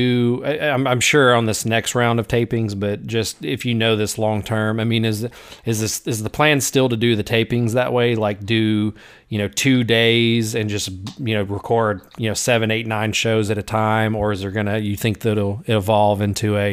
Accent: Jackson, Tennessee, United States; I'm from Jackson

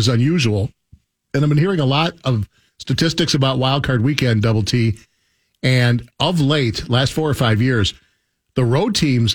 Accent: Milwaukee, Wisconsin, United States; moved away; I grew up in Milwaukee.

